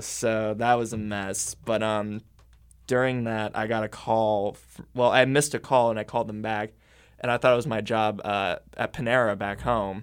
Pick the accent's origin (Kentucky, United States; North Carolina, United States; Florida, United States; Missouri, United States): Missouri, United States; Camdenton; moved away; my hometown of, like, Camdenton, Missouri